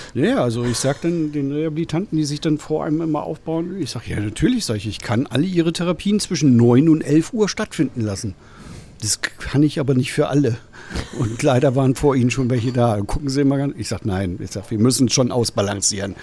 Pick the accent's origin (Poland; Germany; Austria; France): Germany; Rostock, Mecklenburg-Vorpommern; moved away as an adult; now in St. Peter-Ording, Germany; ich komme ursprünglich aus der schönen Hansestadt Rostock